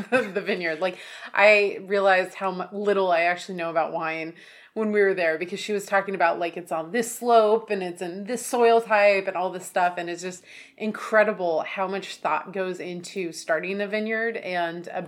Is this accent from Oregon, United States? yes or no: yes; Oregon, United States; like you know I grew up in Oregon, so